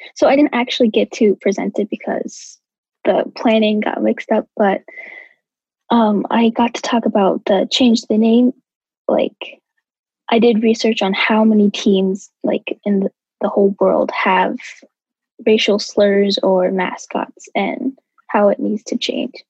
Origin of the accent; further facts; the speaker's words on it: St. Paul, Minnesota, United States; I am from St. Paul